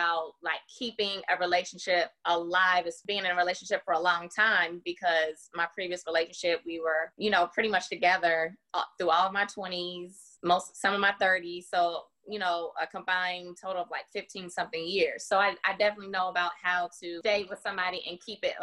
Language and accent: English; Virginia, United States; now in Nashville, United States; I have been in Nashville, Tennessee for the last 20-something years, originally from Virginia